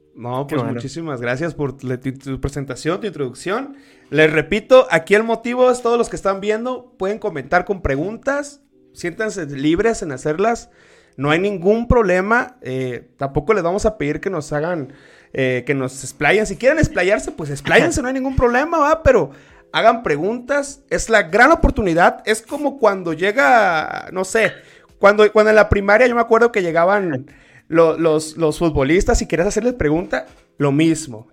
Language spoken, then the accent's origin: Spanish; Tabasco, Mexico; now in Querétaro, Mexico; aquí en Querétaro, yo soy de Tabasco, pero estoy en Querétaro